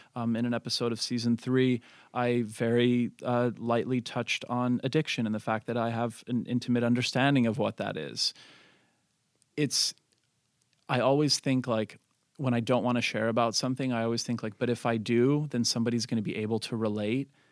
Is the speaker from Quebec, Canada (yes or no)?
yes; Montreal, Quebec, Canada; I was raised in Montreal, extremely multicultural and diverse